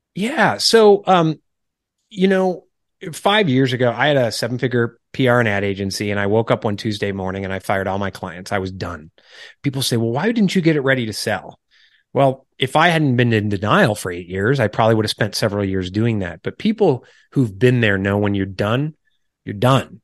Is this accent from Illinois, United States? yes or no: yes; Illinois, United States; moved away as an adult; also born or lived in New York City / Washington, D.C. / Charleston, South Carolina; wife and I are originally from Illinois, uh, suburbs out to the rural area.